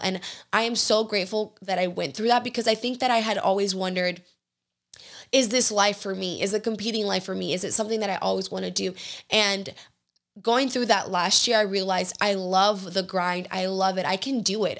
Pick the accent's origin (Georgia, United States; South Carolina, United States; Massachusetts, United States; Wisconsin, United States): Georgia, United States; now in Houston, United States; I grew up in Georgia with, eh, with Southern hospitality